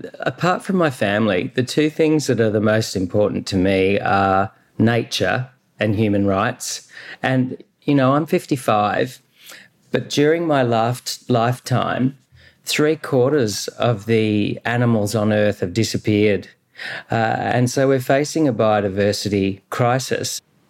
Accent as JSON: {"language": "English", "country": "Australia", "said": "I'm an Australian of shared Aboriginal, Scottish and Middle Eastern ancestry. So I've got DNA from this continent of 65,000 years running through my blood, but also Scottish ancestry from Perthshire and Persian"}